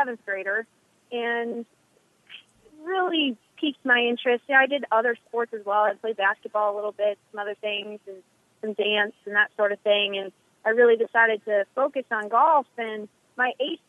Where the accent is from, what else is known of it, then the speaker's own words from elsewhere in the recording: Eagan, Minnesota, United States; moved away; I'm from Eagan. I went to Minnehaha, it's a private Christian school for high school.